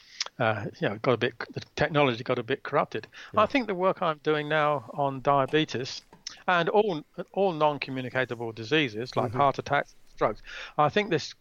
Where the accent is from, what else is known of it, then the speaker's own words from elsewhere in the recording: England, United Kingdom; now in Australia; I was born in England and I migrated to Australia